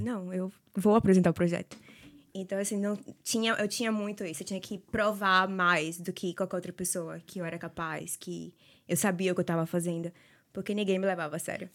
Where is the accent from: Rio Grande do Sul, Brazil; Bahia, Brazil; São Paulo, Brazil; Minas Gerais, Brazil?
Bahia, Brazil; Salvador; moved away as an adult; eu sou de Salvador